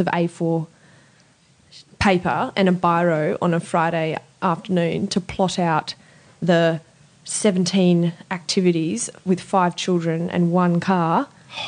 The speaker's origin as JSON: {"language": "English", "town": "Sydney", "region": "New South Wales", "country": "Australia", "tie": "born or raised there", "also_born_or_lived": "Southern Highlands / Europe / Adelaide"}